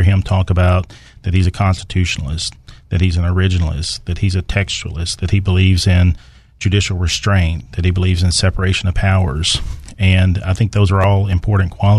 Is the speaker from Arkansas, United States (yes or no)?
yes; Texarkana, Arkansas, United States; I grew up in Texarkana on the right side of the state line, Arkansas side